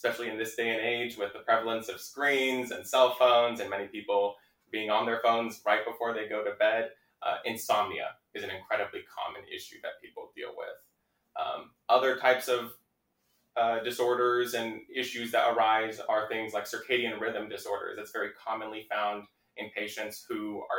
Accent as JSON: {"language": "English", "town": "Laguna Hills", "region": "California", "country": "United States", "tie": "born or raised there", "said": "I grew up in Orange County in Laguna Hills"}